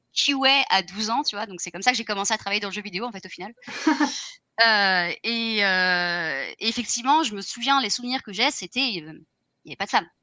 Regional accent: France; now in Ireland; je suis française aussi

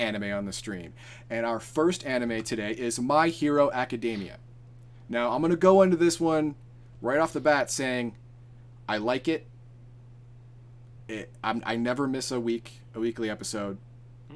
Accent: United States; I'm just American. I'm America.

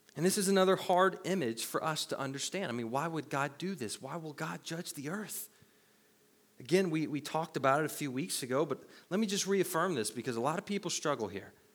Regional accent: the Bible Belt, United States; where I grew up in the Bible Belt, we didn't believe in wine

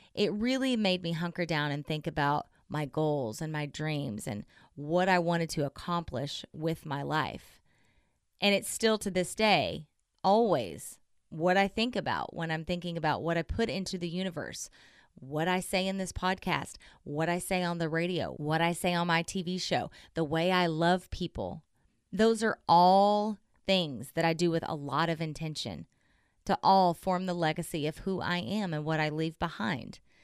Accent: Southern Oklahoma, United States; I'm from Southern Oklahoma. I grew up in a Southern Baptist church

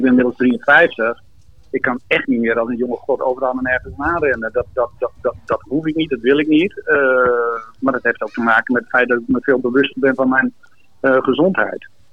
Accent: Netherlands; in Marem, waar ik geboren ben

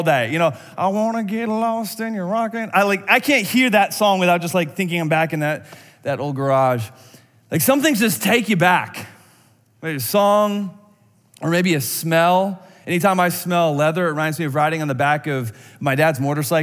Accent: outside of Madison, Wisconsin, United States; I grew up outside of Madison, Wisconsin

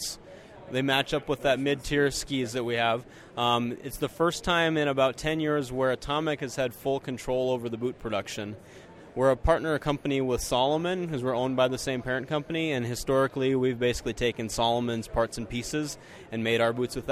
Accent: Minnesota, United States; I'm from Minnesota, and we're in the heart of Nordic over there in Minnesota. We're bracing through the polar vortex right now

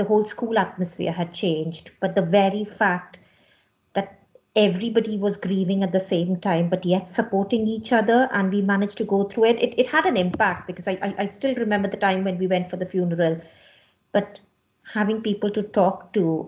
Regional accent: Mumbai, Maharashtra, India; moved away; I was born and brought up in Bombay in India

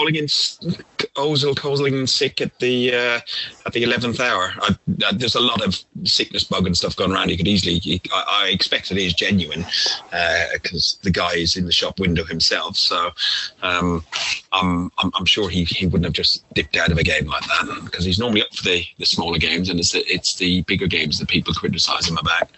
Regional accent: Ireland; we're Irish.

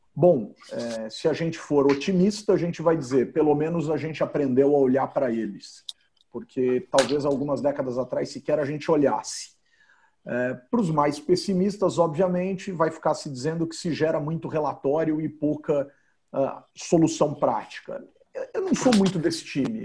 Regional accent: São Paulo, Brazil; algo que eu vivi com oito anos de idade, como paulistano

